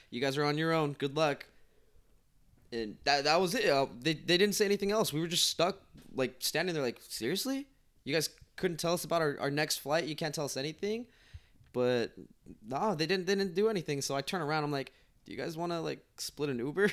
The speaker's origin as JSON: {"language": "English", "region": "Utah", "country": "United States", "tie": "born or raised there", "also_born_or_lived": "Guatemala", "said": "I am from Utah, so I live in Utah. I was originally born in Guatemala. I moved to Utah when I was two years old, and I've been there ever since."}